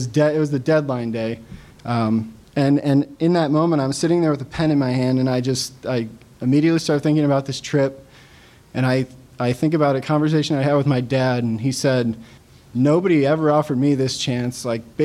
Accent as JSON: {"language": "English", "town": "St. Louis", "region": "Missouri", "country": "United States", "tie": "born or raised there", "also_born_or_lived": "Montana", "moved": "as an adult", "lives_now": "Hawaii, United States", "said": "I grew up in St. Louis"}